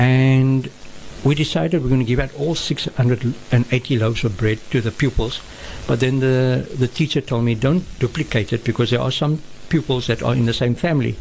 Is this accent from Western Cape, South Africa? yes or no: yes; Cape Town, Western Cape, South Africa; also born or lived in Maitland; grown in Claremont